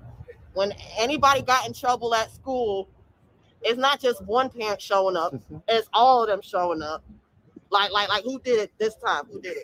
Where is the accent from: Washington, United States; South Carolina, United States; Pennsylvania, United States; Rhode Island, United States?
Rhode Island, United States; now in Atlanta, United States; I'm originally from Rhode Island.